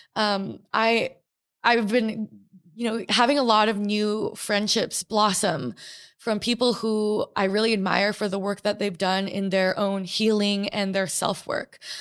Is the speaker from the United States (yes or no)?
yes; New York City, New York, United States; also born or lived in American Samoa; I was born and raised in New York City